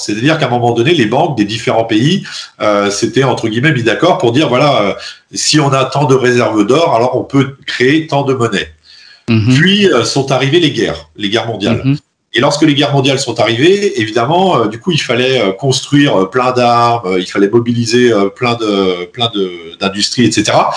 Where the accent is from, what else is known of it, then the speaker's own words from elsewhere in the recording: France; en tant que Français et en tant qu'Européen